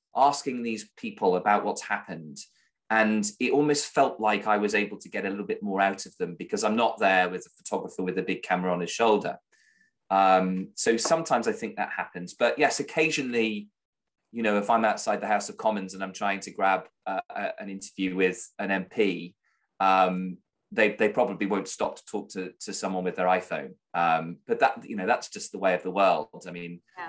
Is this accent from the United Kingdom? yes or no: yes; United Kingdom; I'm a British journalist in a foreign country.